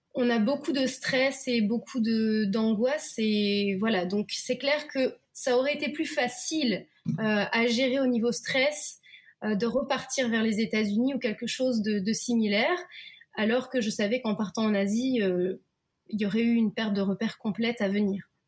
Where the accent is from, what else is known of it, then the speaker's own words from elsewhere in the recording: Lille, Hauts-de-France, France; moved away as an adult; also born or lived in Belgium / United States; now in Japan; moi, je suis lilloise, donc je suis du nord de la France